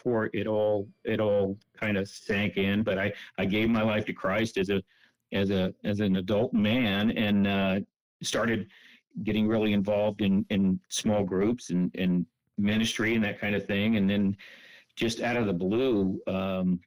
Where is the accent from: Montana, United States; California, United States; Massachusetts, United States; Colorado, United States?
California, United States; San Jose; I grew up in Central California, in San Jose. Went to high school there